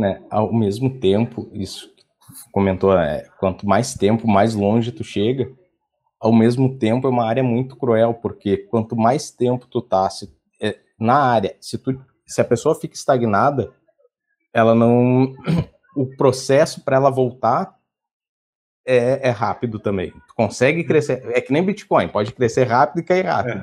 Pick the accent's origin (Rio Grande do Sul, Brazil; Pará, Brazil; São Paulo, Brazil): Rio Grande do Sul, Brazil; Porto Alegre; Sou de Porto Alegre